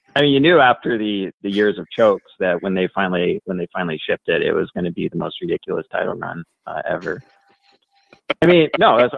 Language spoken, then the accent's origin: English; Oregon, United States; now in Las Vegas, United States; I grew up in Oregon